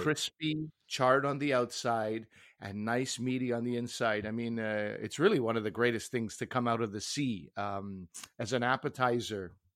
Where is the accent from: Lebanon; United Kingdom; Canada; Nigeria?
Canada; speaking as a Canadian